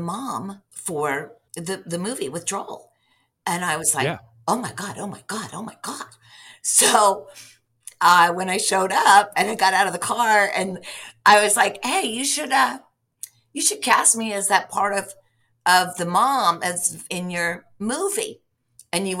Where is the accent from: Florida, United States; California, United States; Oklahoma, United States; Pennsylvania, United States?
Pennsylvania, United States; outside Latrobe, Western; moved away as an adult; also born or lived in New York City; I grew up in Western Pennsylvania and in kind of like a small coal town outside of Latrobe, Pennsylvania